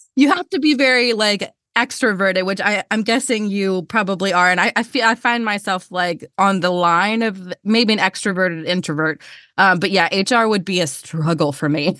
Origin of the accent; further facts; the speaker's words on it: Georgia, United States; accent: Southern; I'm from Georgia. I grew up in the South.